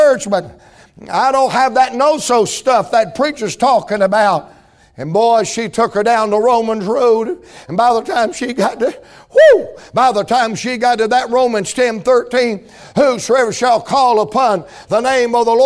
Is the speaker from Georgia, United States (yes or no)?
yes; Atlanta, Georgia, United States; I'm from Atlanta, Georgia